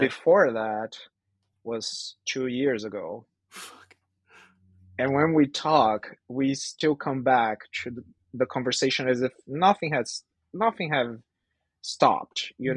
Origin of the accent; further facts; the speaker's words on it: Brazil; now in Vancouver, Canada; I'm from Brazil, but I'm based in Vancouver, Canada